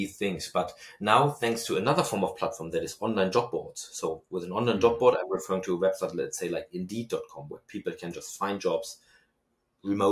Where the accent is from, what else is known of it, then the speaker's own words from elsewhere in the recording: Germany; accent: German; my German accent